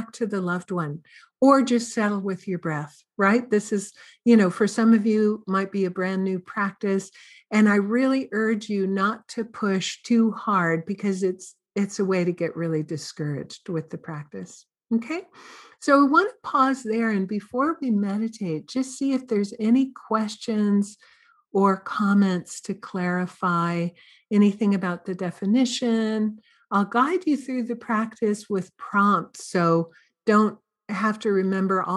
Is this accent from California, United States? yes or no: yes; Santa Cruz, California, United States; I'm from Santa Cruz, California